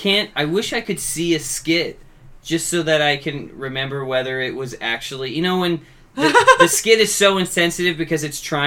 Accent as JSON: {"language": "English", "country": "Canada", "said": "I'm too Canadian to hang up the right away."}